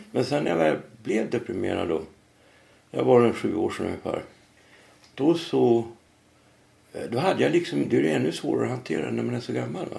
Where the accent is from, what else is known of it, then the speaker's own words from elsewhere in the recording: Norrland, Sweden; moved away as an adult; also born or lived in Trondheim, Norway; now in Stockholm, Sweden; jag är ju från Norrland